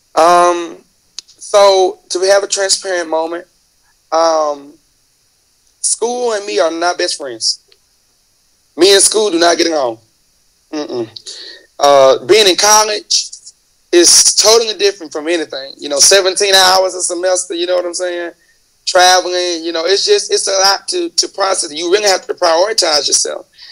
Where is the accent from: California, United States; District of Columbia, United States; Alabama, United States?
Alabama, United States; Mobile; I'm from the south. I'm from Mobile, so I'm known in Mobile